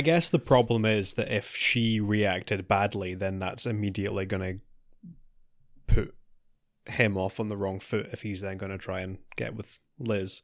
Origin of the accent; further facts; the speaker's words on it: United Kingdom; we're, we're British.